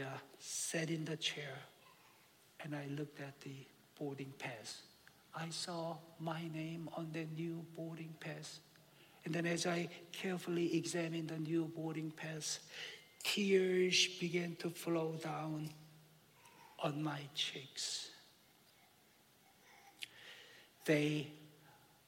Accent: South Korea; moved away; I grew up in Korea back in the late 60s and early 70s

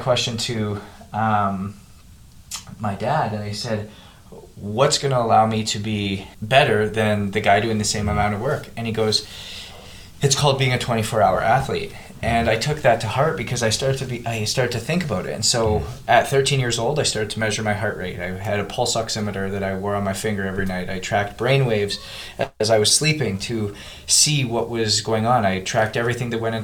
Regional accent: Canada; moved away as an adult; now in United States; I came from Canada, played junior in Canada, came down to the U.S. on a scholarship

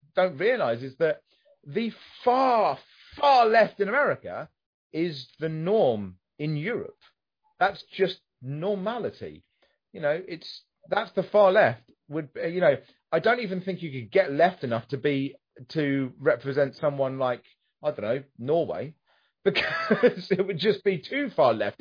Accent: United Kingdom

